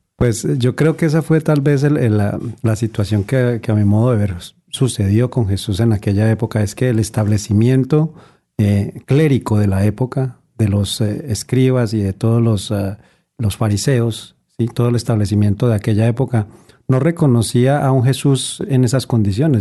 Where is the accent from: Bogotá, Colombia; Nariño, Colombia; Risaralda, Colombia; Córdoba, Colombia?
Risaralda, Colombia; Pereira; moved away; en la ciudad de donde yo vengo, que se llama Pereira